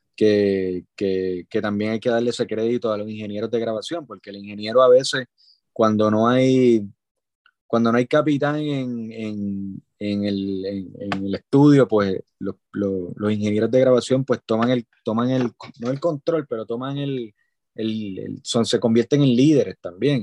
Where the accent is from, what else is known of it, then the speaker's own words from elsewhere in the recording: Puerto Rico; soy un músico este, puertorriqueño